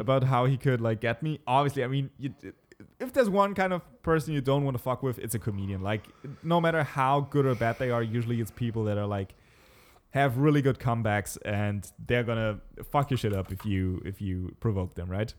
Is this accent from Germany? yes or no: yes; Southern Germany, Germany; We're from Germany. And I said, like, "The city, s-, southern Germany."